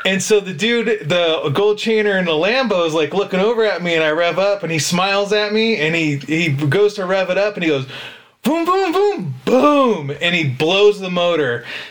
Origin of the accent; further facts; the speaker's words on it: Sacramento, California, United States; I grew up in Sacramento